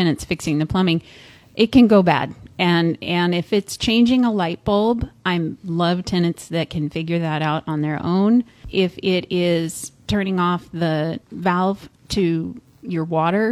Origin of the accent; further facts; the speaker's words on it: San Luis Obispo, California, United States; I was born in San Luis Obispo